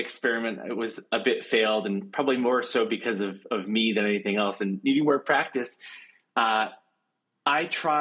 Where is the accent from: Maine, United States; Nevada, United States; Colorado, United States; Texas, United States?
Maine, United States; working at Wild Oats Bakery, where I grew up in Maine